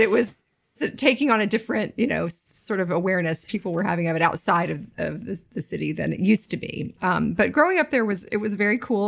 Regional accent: Nashville, Tennessee, United States; also born or lived in Williamsburg, Brooklyn / Jackson Heights, Queens; now in Queens, New York, United States; I did grow up in Nashville

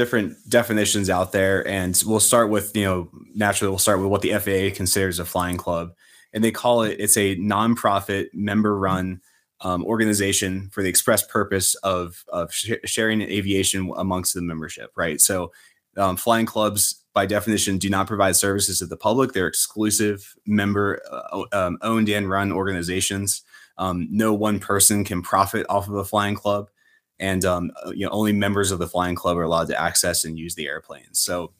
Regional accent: Pennsylvania, United States; now in Maryland, United States; I'm originally from Central Pennsylvania, and I moved here to Maryland, and started saving money again and finished my pilot's license.

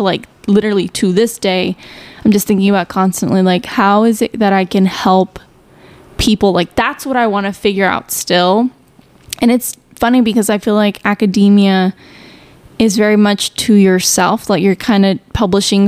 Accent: Chicago, Illinois, United States; I grew up in Chicago, and so I was obviously going to school in Chicago

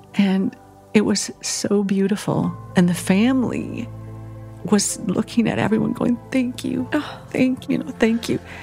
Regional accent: Minnesota, United States; I grew up in Minnesota

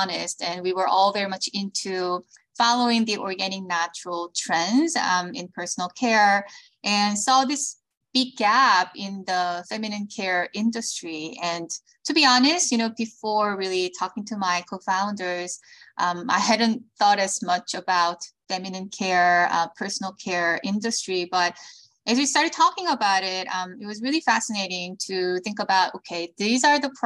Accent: South Korea; moved away as an adult; also born or lived in United States; now in Los Angeles, United States; I was born in Korea. I moved to the States when I was in middle school because of my father's job, then moved back to Korea, went to college there

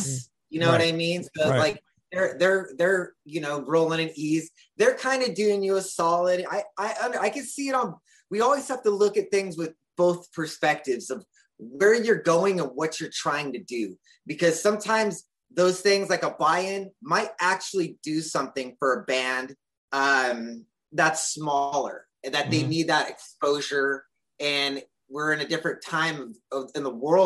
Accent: California, United States; I'm born and raised in California

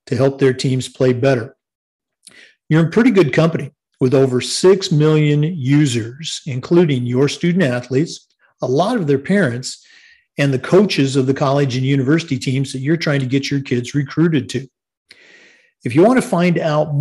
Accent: The Dalles, Oregon, United States; I was born in the Dalles, Oregon, which is definitely, you know, Wasco County, Sherman County, wheat country over there

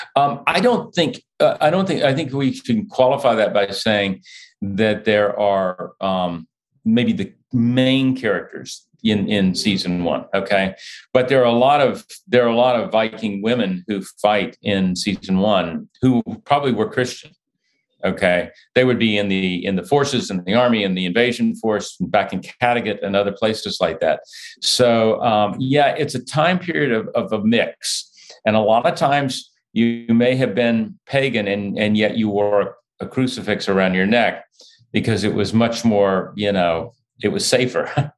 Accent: United States; I'm an American

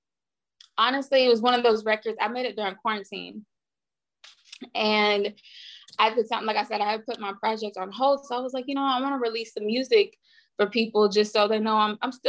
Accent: United States; moved away as an adult; also born or lived in Nashville, Tennessee / Houston, Texas; now in Los Angeles, United States; where I'm from Nashville and Houston. So like I rep both

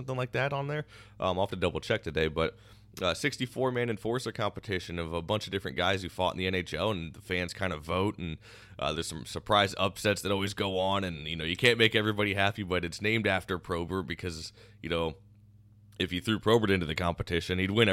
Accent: United States; growing up in the Quad Cities

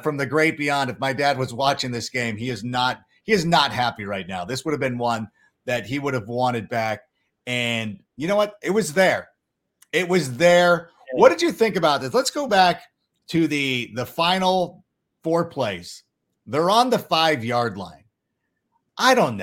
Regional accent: Schaumburg, Illinois, United States; I was born in Schaumburg

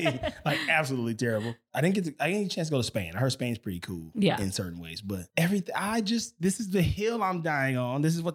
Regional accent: Los Angeles, California, United States; also born or lived in Pascagoula, Mississippi; So I'm from Mississippi originally. Mm-hmm. I grew up here in Los Angeles.

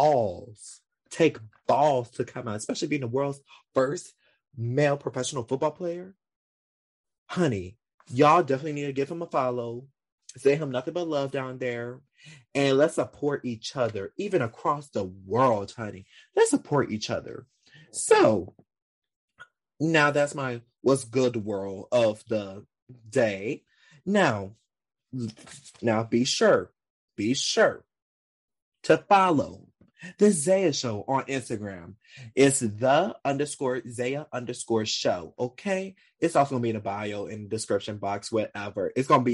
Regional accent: Louisiana, United States; I'm from Louisiana South too, and I know the gay community around here

